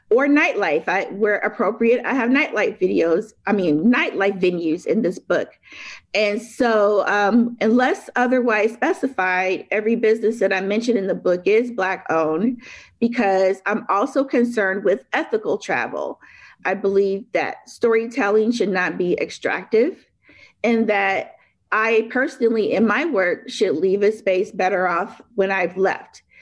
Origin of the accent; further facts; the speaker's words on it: Detroit, Michigan, United States; also born or lived in Chicago / Memphis area; I was born in Chicago, started school in post uprising Detroit, and then went to um, a small town outside of Memphis. So I spent a lot of time on the road growing up and in my career.